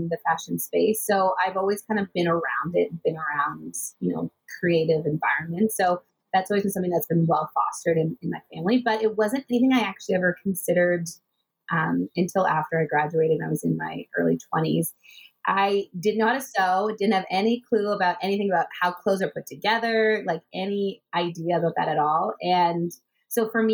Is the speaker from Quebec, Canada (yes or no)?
no; Richmond Hill, Ontario, Canada; also born or lived in United States / Vancouver / Toronto; I grew up just outside of Toronto in Richmond Hill. I was actually born in the U.S. and then I moved to Canada when I was 3 years old.